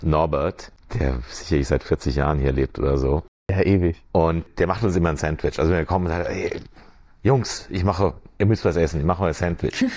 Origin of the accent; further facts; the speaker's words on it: Germany; moved away as an adult; also born or lived in Switzerland / Frankfurt; now in Venice, United States; ich bin Deutscher, ich will auch den deutschen Pass